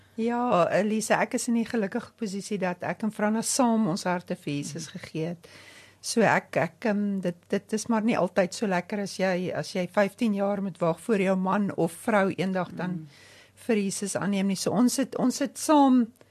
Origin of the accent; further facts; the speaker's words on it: Odendaalsrus, Free State, South Africa; ek kom van die Vrystaat af. Ek is in Oondalsrus gebore.